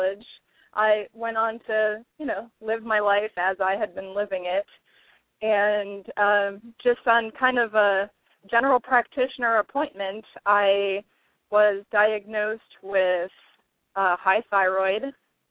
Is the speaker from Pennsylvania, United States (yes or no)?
yes; Pittsburgh, Pennsylvania, United States; I was born and raised in the Pittsburgh area